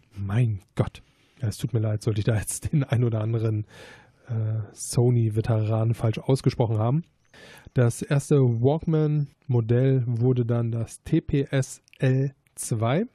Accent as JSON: {"language": "German", "area": "Gladbach", "region": "North Rhine-Westphalia", "country": "Germany", "tie": "born or raised there", "said": "zu dem Zeitpunkt bin ich halt noch in Gladbach zur Schule gegangen"}